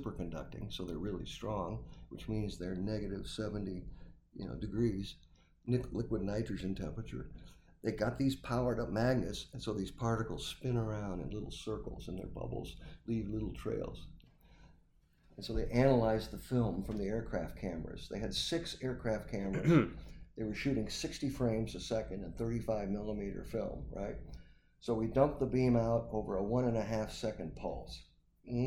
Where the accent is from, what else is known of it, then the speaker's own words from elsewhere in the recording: near Batavia, Illinois, United States; also born or lived in Fort Collins, Colorado; at Batavia, Illinois, right outside my hometown